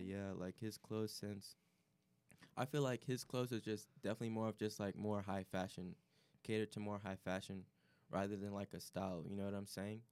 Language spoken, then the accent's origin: English; Chicago, Illinois, United States; I'm coming from Chicago area